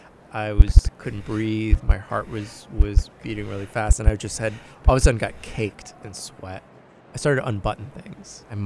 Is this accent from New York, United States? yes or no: yes; New York, United States; Never had really anything happen on a train other than just the general grievances of being a New Yorker.